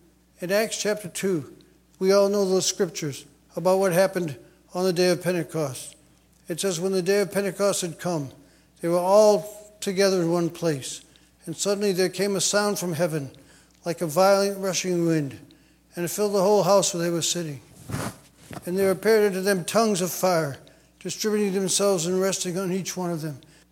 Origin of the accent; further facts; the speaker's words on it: Massachusetts, United States; I grew up in Massachusetts in a Catholic church.